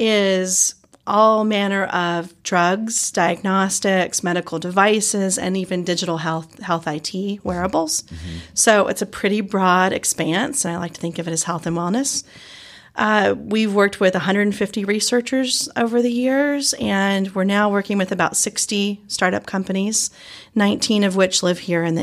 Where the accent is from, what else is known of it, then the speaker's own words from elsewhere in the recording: Georgia, United States; accent: Southern; also born or lived in Chicago / New Orleans / New York City; now in Eugene, United States; I have a Southern accent. That's true. Yes, I'm originally from Georgia and have moved all over in my life, Chicago, New Orleans, New York City, and then out to Eugene